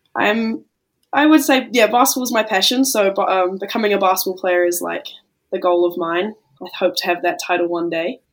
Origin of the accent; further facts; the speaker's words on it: New Zealand; being a Kiwi